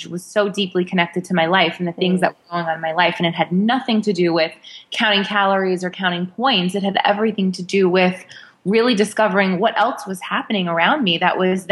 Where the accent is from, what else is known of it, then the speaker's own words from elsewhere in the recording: New York, United States; I am a New Yorker